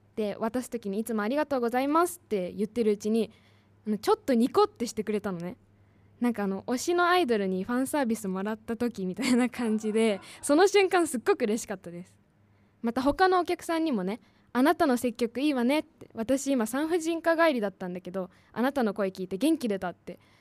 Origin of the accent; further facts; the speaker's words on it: Saitama, Japan; 私の地元は埼玉県大宮